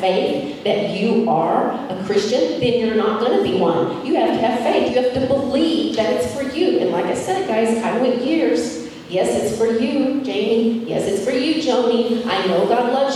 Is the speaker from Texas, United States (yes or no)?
yes; Amarillo, Texas, United States; moved away as an adult; also born or lived in Denver, Colorado; I grew up in Amarillo, Texas, which is plains